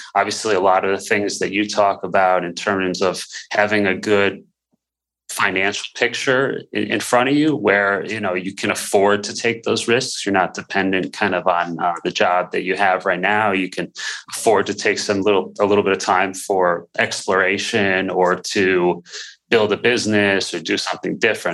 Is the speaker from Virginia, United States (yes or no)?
no; Buffalo, New York, United States; moved away as an adult; also born or lived in Dallas / Houston; my background really growing up in Buffalo, small town